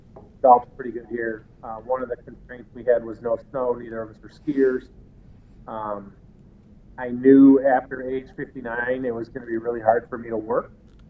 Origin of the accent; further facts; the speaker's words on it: Chicago, Illinois, United States; moved away as an adult; I had friends there. I was used to it. I spent my entire life there, same with my wife.